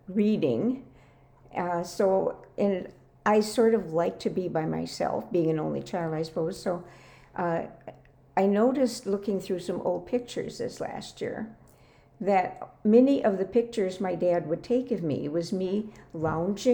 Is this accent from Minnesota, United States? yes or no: yes; Minneapolis, Minnesota, United States; also born or lived in Texas; I grew up in Minneapolis, so there were neighbors close by.